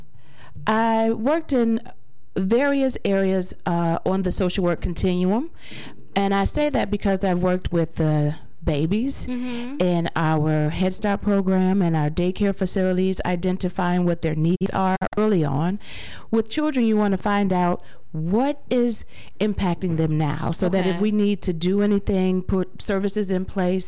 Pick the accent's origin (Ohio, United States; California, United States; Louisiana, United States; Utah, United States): Ohio, United States; Cleveland; born and raised right here in Cleveland, Ohio. I am an Eastsider. I grew up in East Cleveland